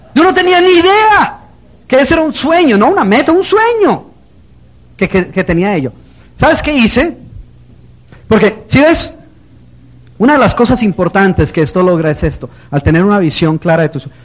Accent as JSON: {"language": "Spanish", "country": "Colombia", "also_born_or_lived": "New Jersey", "moved": "yes", "said": "Yo soy colombiano"}